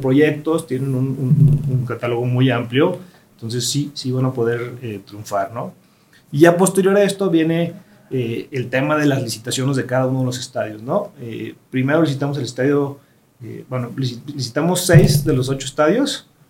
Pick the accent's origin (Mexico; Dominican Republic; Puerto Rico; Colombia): Mexico; nosotros como mexicanos